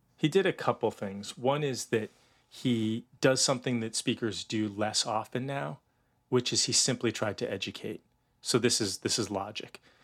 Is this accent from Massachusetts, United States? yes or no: yes; outside of Boston, Massachusetts, United States; I grew up outside of Boston